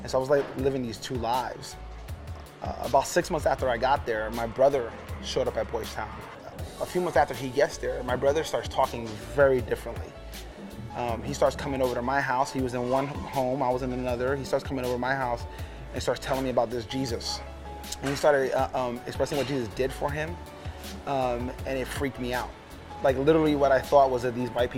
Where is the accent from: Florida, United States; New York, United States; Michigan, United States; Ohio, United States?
New York, United States; New York City; born or raised there; also born or lived in Puerto Rico; now in Omaha, United States